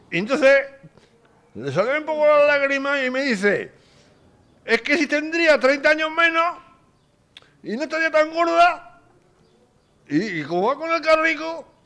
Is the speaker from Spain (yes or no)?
yes; Basque Country, Spain; soy de Vizcaya